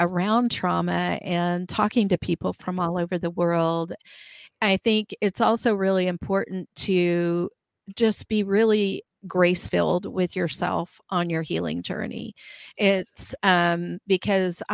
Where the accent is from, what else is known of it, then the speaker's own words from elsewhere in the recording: Midwestern US, United States; I grew up in Midwestern US